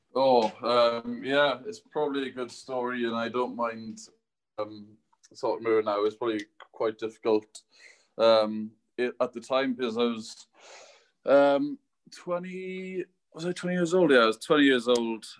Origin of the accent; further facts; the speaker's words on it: Welsh, Wales, United Kingdom; announce myself as as Welsh